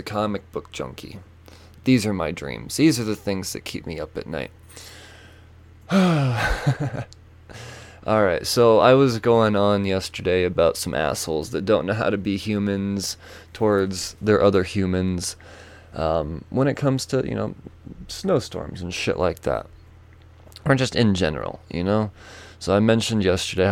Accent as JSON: {"language": "English", "country": "United States", "said": "as an American from a distance"}